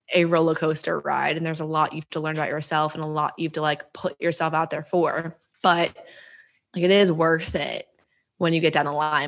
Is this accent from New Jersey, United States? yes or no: yes; New Jersey, United States; moved away as an adult; I'm from New Jersey originally